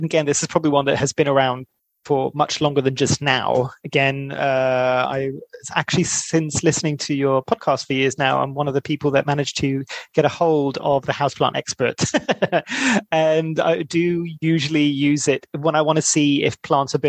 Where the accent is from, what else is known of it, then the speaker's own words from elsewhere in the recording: Greece; moved away; I'm originally from Greece